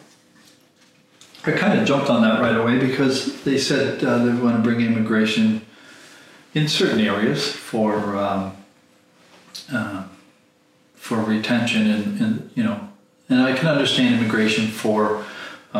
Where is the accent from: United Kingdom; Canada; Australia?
Canada; I'm not German, I'm not Swiss, I'm not Norwegian, I'm Canadian